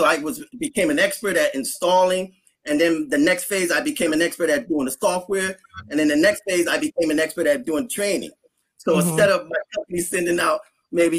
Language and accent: English; United States; being American, I only speak English